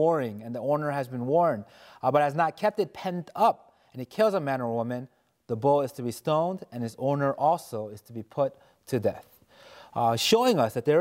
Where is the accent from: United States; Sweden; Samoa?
United States; New York City, New York; I grew up in New York City